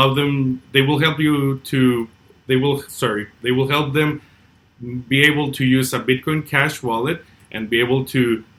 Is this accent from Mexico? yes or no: yes; Mexico; first language Spanish; English is a second language; I'm Mexican myself.